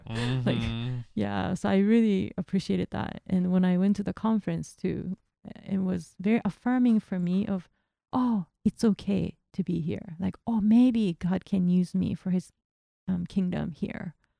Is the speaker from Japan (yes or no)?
yes; Japan; first language Japanese; English is a second language; now in United States; maybe because it's my mother language.